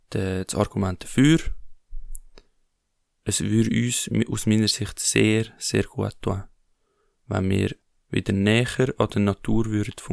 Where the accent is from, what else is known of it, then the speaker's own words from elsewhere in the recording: Switzerland; wenn wir als Schweizer, und jeder Schweizer ist von Geburt an weg schon, ähm, lebt schon auf Kosten von anderen.